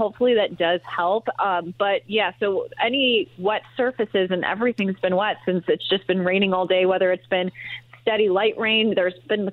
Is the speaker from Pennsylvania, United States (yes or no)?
no; Chicago, Illinois, United States; now in Indiana, United States; I'm actually from Chicago